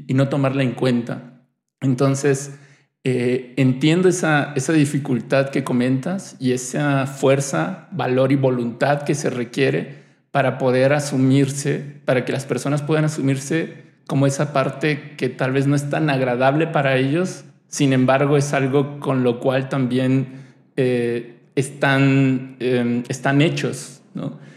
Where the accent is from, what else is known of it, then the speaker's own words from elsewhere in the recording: Mexico; somos un país que, tenemos el Día de Muertos